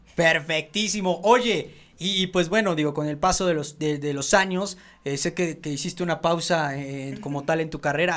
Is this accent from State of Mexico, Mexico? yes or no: yes; State of Mexico, Mexico; los del Estado de México somos bien fiesteros